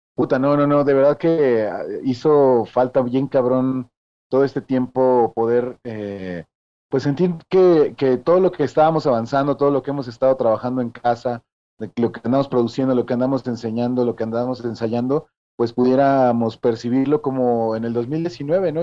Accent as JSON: {"language": "Spanish", "region": "Mexico City", "country": "Mexico", "tie": "born or raised there", "said": "Nacido y criado ahí en la Ramos Millán"}